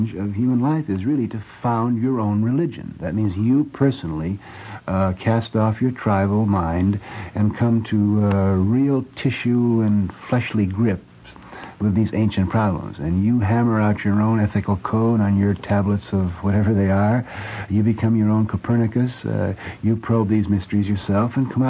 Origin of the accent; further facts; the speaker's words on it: United States; I'm simply an American of Irish descent